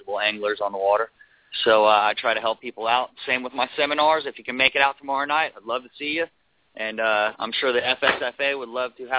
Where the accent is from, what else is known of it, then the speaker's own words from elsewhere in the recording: Merritt Island, Florida, United States; I was born and raised here in Merritt Island, learning this water since I was a little kid